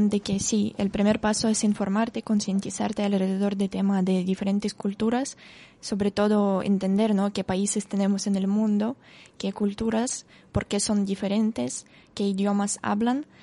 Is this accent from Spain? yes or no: no; Russia; Spanish is a second language; moved away; de mi entorno en Rusia, como en mi ciudad natal, a pasar, no sé, 14